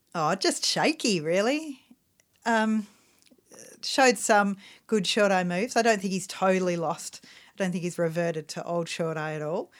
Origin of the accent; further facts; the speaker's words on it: Australia; we're Australian